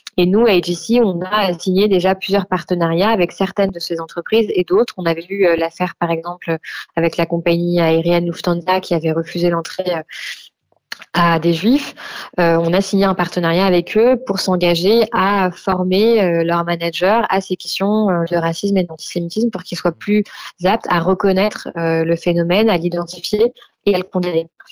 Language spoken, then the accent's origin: French; France; chez nous en France